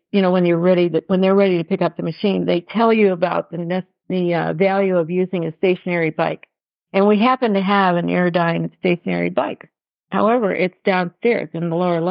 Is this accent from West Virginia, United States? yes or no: no; Detroit, Michigan, United States; we're from Detroit, so I'm real comfortable with the city.